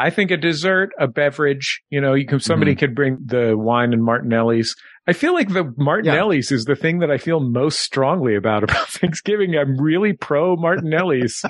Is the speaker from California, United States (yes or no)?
yes; San Francisco, California, United States; growing up in San Francisco